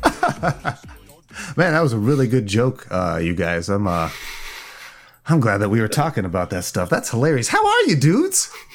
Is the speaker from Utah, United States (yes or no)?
no; Indiana, United States; moved away; In Indiana, my home state